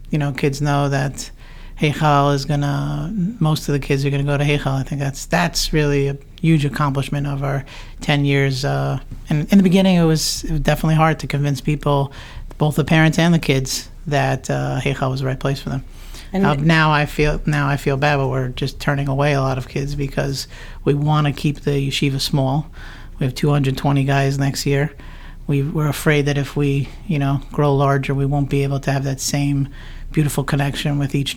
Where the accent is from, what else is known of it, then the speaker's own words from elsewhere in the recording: Teaneck, New Jersey, United States; also born or lived in Englewood, New Jersey / Linden, New Jersey; I grew up in Teaneck, lived here my whole life